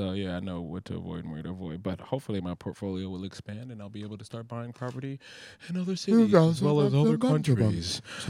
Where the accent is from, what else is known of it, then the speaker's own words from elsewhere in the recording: Philadelphia, Pennsylvania, United States; Philly, my hometown, I decided I wanted to see what they have.